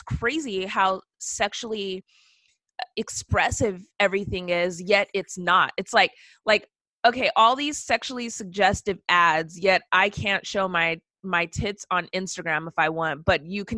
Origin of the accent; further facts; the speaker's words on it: West Coast, United States; moved away; also born or lived in the South; I'm from the West Coast and I lived in the South